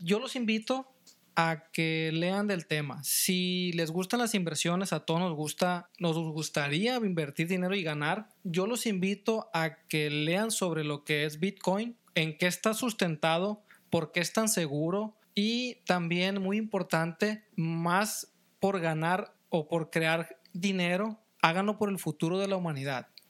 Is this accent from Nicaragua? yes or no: no; Mexico; soy mexicano, yo como mexicano